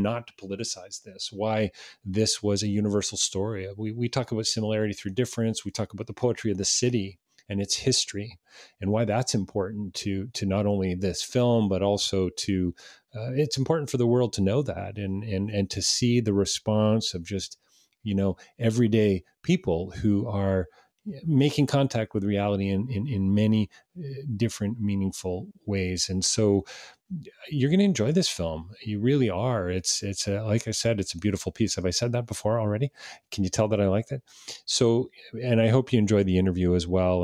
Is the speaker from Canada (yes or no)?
yes; Canada; as a Canadian